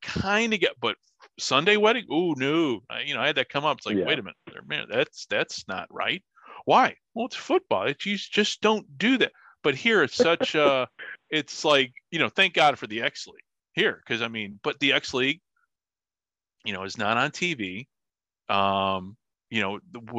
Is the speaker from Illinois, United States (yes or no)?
yes; Illinois, United States; moved away; I'm from Illinois